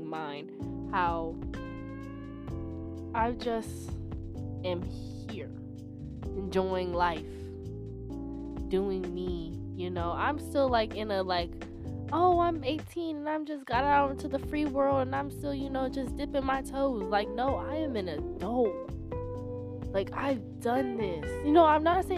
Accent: the South, United States; I was raised in the South

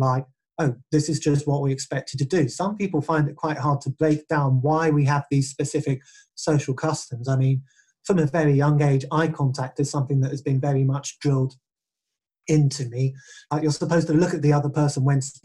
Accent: England, United Kingdom; first language English; I am English. I can speak it and write it fluently.

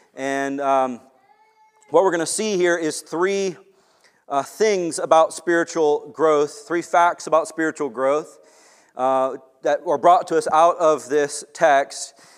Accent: Long Beach, United States; moved away; I grew up in Long Beach also

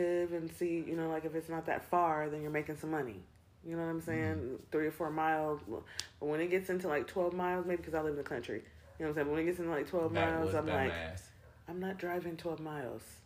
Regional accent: California, United States; also born or lived in Ohio; now in Columbia, South Carolina, United States; I'm from California

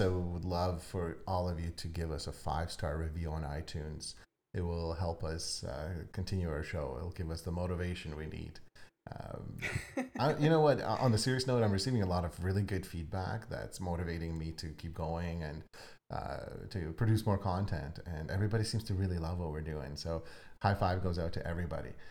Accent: Ukraine; moved away; I'm actually from Ukraine.

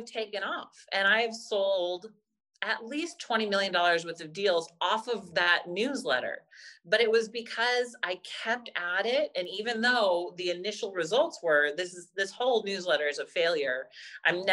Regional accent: Pebble Beach, California, United States; also born or lived in Santa Clara / San Francisco; I grew up in Pebble Beach area

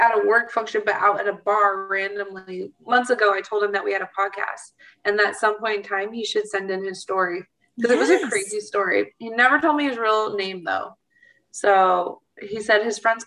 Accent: Oregon, United States; moved away; I grew up in Oregon.

